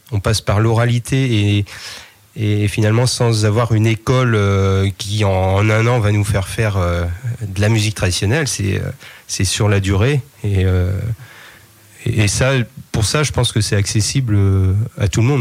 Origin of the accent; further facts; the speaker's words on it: Saint-Vincent-sur-Oust, Brittany, France; je suis né à Saint-Vincent-sur-Oust, au lieu de la culture traditionnelle en Bretagne